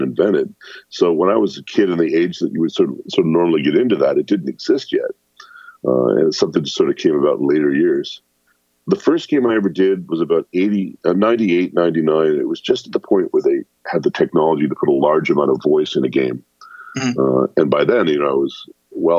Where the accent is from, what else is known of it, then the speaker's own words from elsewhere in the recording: near the border with Detroit, Ontario, Canada; I grew up in Canada, but luckily I grew up near the border, so I could get the stations from Detroit.